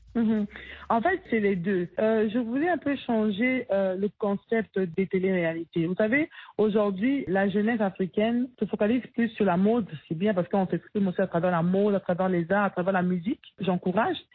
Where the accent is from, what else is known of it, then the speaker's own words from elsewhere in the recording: DR Congo; chez nous en République démocratique du Congo.